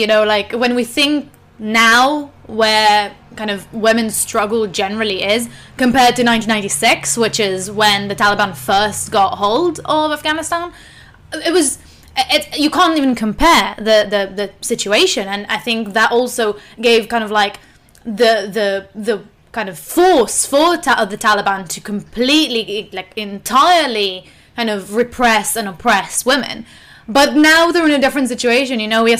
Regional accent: Israel; obviously, growing up in Israel and Palestine.

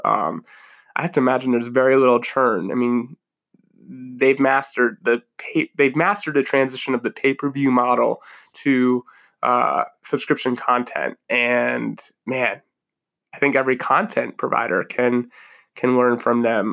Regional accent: New Jersey, United States; every kid growing up in New Jersey

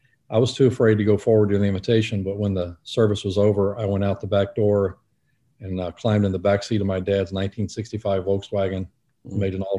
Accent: Fort Pierce, Florida, United States; So I was raised mostly in South Florida

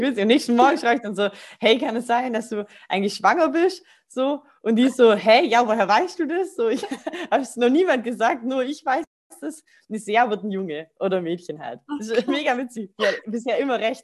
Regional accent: Rottweil, Baden-Württemberg, Germany; ich komme aus Rottweil, das ist so zwischen Stuttgart und ähm, Bodensee

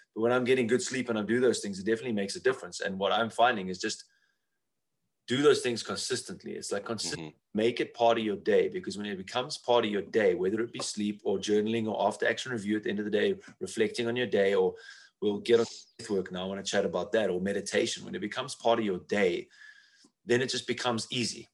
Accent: South Africa; where I come from South Africa

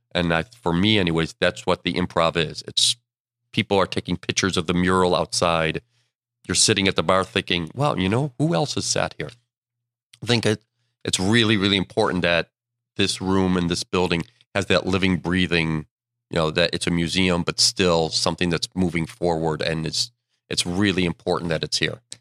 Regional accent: Buffalo, New York, United States; born or raised there; moved away

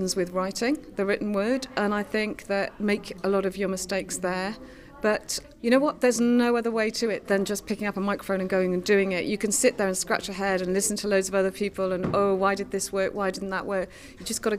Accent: Cardiff, Wales, United Kingdom; I'm from Cardiff

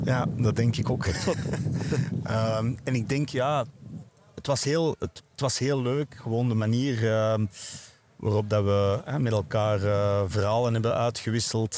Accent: Wilrijk, Flanders, Belgium; ik ben geboren en getogen in Wilrijk

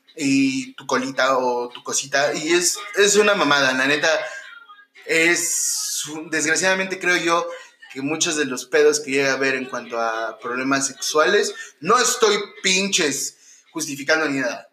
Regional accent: Mexico; como hermanos mexicanos

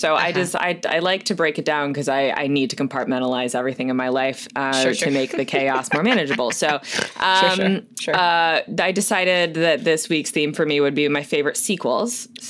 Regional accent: Florida, United States; I'm from Florida. That's my main connection. I am from the Sunshine State. I am from the swamp that Disney looked at and went, we could do something here. I'm from the state that is reopened already.

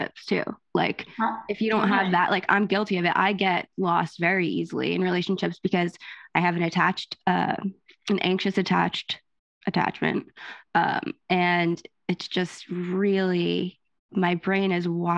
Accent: New Jersey, United States; I'm Italian, I'm from Jersey

